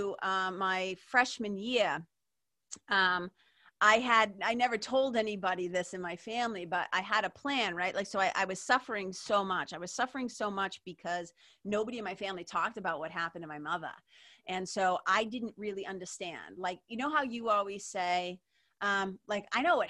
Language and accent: English; Lawrence, Massachusetts, United States; also born or lived in Boston, Massachusetts; being a kid growing up in Lawrence, Mass, Boston, Mass